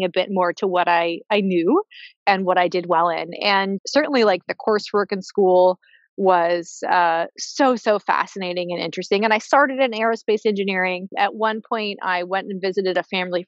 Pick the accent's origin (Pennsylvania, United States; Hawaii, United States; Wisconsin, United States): Hawaii, United States; I grew up in Hawaii, was very immersed in a beautiful environment